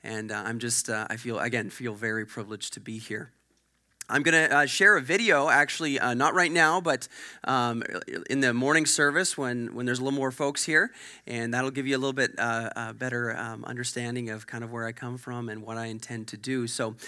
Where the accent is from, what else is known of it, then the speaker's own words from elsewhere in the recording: Sherwood Park, Alberta, Canada; I'm a church planter. I was born and raised in Edmonton, actually in Sherwood Park, the Sherwood Park area.